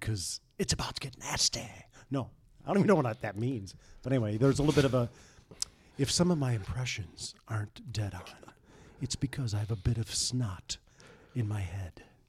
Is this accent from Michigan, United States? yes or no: yes; St. Joseph, Michigan, United States; moved away as an adult; also born or lived in Buffalo, New York; fat kid, growing up in Saint Joe, watching the station, watching the Cubs